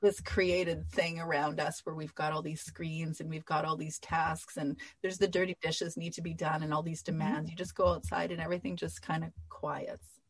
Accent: Canada; I'm Canadian

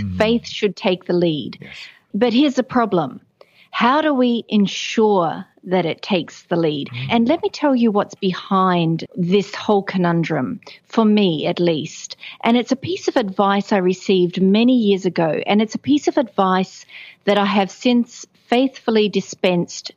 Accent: rural New South Wales, Australia; I was born in a small town, rural New South Wales

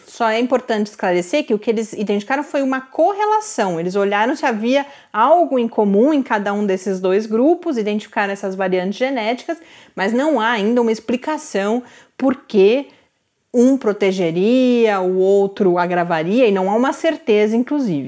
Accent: Santos, São Paulo, Brazil; cresci em Santos

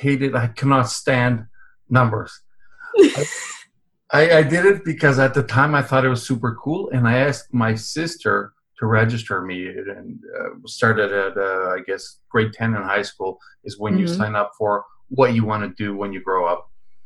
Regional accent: Canada; born there; also born or lived in Europe; And although I was always legal because I was born in Canada.

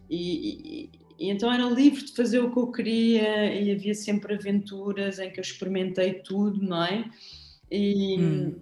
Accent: Lisbon, Portugal; eu não sou algarvia, sou lisboeta, alfacinha

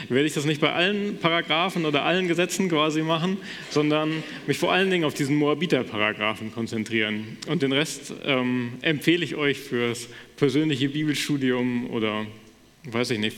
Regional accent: Wissenbach, Hesse, Germany; So in meiner Heimatgemeinde in Wissenbach wird das quasi noch gemacht

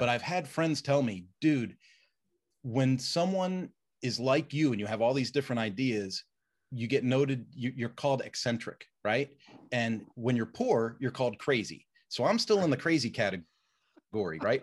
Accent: Roslyn, Pennsylvania, United States; I grew up in a little town called Roslyn, Pennsylvania, which is part of Willow Grove, um, a, and so near Abington, so outside of Philadelphia

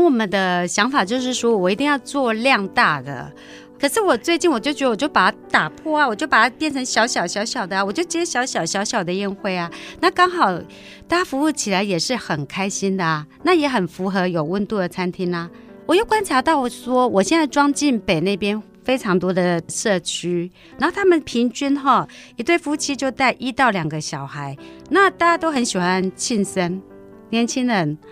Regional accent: Zhubei, Hsinchu County, Taiwan; 我本来就是竹北长大的孩子

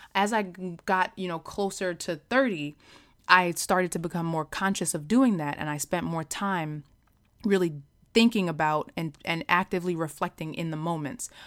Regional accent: New York, United States; moved away as an adult; also born or lived in Philadelphia area, Pennsylvania; now in Philadelphia, United States; I am from New York originally, but I have been living outside of Philadelphia for the past, um, nine years

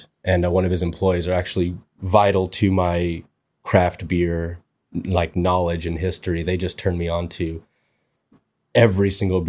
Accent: Torrance, California, United States; I've lived in Torrance, most of my life. So yeah, didn't move away to college or anything like that.

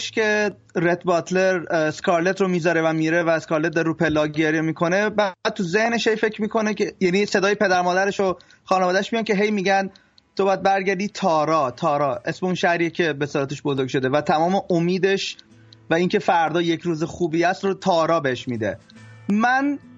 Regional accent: Tehran, Tehran Province, Iran; moved away; وقتی که خب از ایران مهاجرت کردم

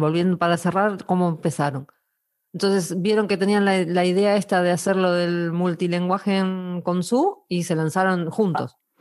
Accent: Argentina; moved away as an adult; now in Spain; Yo soy argentina y vivo en España desde hace cinco años

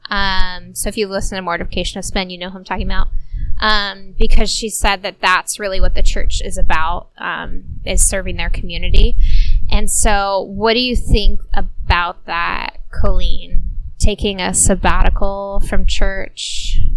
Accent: Corona, California, United States; we're sitting in our hometown

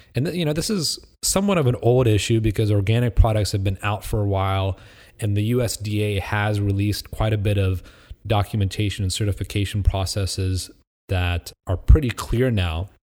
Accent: Midwest, United States; I grew up in the Midwest.

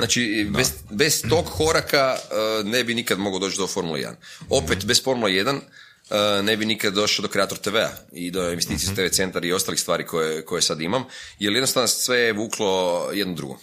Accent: Croatia; sam iz Hrvatske

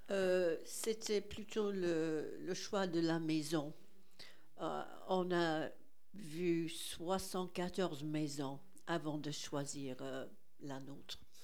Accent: England, United Kingdom; French is a second language; now in France; je suis anglaise. Euh, mes parents étaient irlandais, des immigrés en Angleterre

